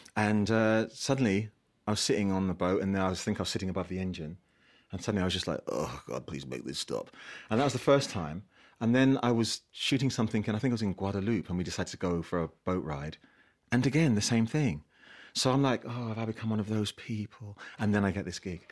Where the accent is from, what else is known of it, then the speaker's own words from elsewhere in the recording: London, United Kingdom; I grew up in South East London, grew up in an estate in South East London